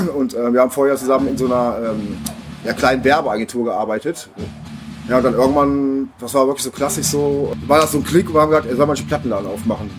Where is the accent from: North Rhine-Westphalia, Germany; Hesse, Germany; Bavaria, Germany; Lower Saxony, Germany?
North Rhine-Westphalia, Germany; Neuss; also born or lived in Offenbach; now in Düsseldorf, Germany; ich bin äh, gebürtiger Offenbacher. Ah, aber ich bin auch nur da geboren worden, also ähm, weil ich kenne diese Stadt gar nicht. Also steht halt auf meinem Ausweis. Aufgewachsen größtenteils in Neuss.